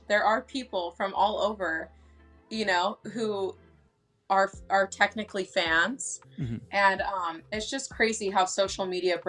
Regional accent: Las Vegas, Nevada, United States; now in Northern California, United States; I was raised actually most of my life in Las Vegas.

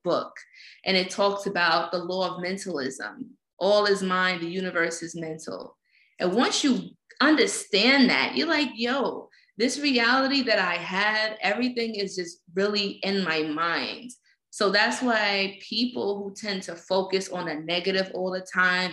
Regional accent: New York City, New York, United States; growing up in Fort Greene Projects, growing up in the slums

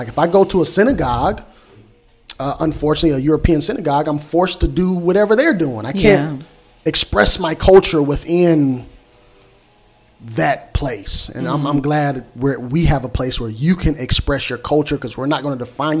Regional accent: South Africa; And this is how we move as South Africans.

